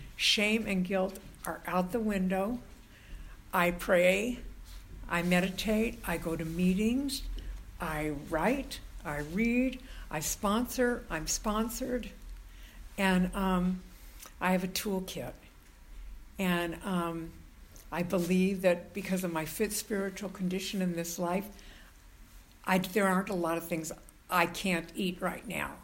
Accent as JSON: {"language": "English", "region": "Southern California", "country": "United States", "tie": "born or raised there", "moved": "as an adult", "lives_now": "San Francisco, United States", "said": "I was born in Southern California and I knew I did not belong there"}